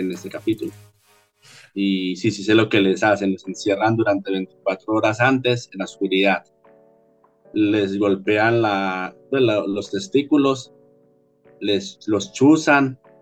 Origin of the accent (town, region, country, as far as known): Colombia